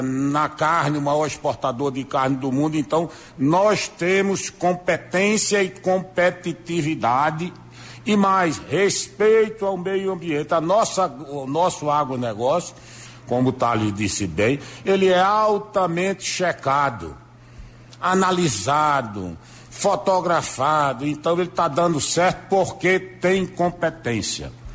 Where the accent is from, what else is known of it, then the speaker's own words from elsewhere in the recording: Brazil; nós, como brasileiros